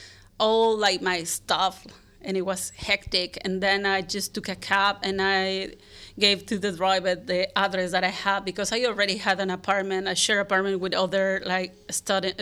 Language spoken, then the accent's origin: English; Puebla, Mexico; English is a second language; moved away as an adult; also born or lived in Barcelona, Spain / Zurich, Switzerland; now in San Francisco, United States; I'm from Puebla, Mexico. And I was just like born, raised there, and I lived there until I was 28.